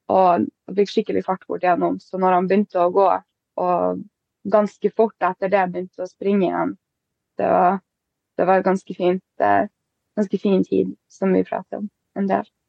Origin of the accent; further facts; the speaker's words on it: Båtsfjord, Finnmark, Norway; also born or lived in Honningsvåg; now in Alta, Norway; jeg er fra Båtsfjord, egentlig